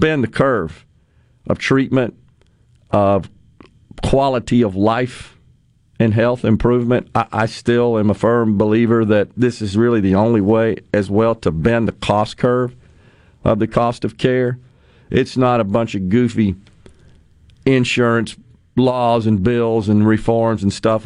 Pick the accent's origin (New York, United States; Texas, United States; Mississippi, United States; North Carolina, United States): Mississippi, United States; Ridgeland; Ridgeland, my hometown